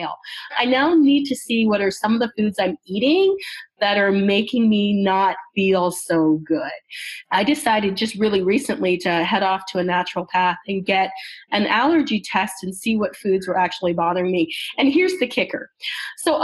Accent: Canada; I'm from Canada

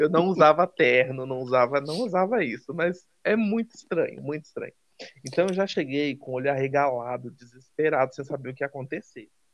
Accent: Salvador, Bahia, Brazil; moved away; also born or lived in São Paulo; eu sou baiano, sou de Salvador

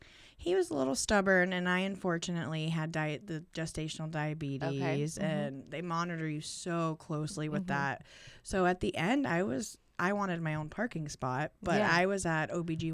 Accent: Girard, United States; I grew up out in Girard. Went to school there and all that.

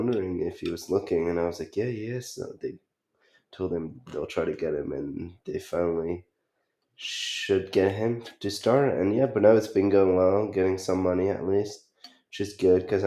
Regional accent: France; accent: French; English is a second language; now in United States; I go back to France to see my family and I come back, my accent it's way stronger.

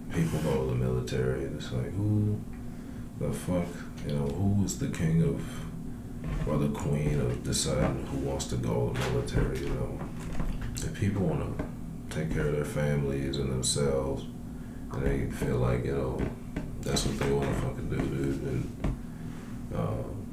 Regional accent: Maple Heights, Ohio, United States; I'm from Ohio. I went out to Maple Heights High School

